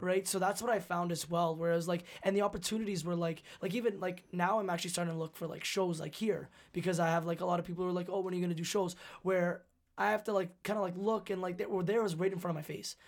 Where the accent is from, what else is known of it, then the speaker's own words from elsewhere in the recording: Canada; being Canadian